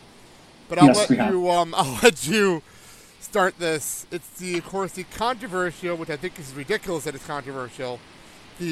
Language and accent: English; New Jersey, United States; moved away as an adult; now in Milwaukee, United States; I'm from Jersey to Milwaukee.